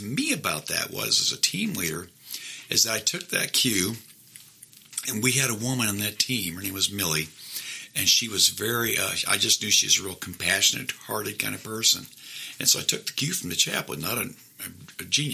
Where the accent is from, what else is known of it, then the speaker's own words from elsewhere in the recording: Midwest, United States; moved away as an adult; now in Augusta, United States; I'm originally from the Midwest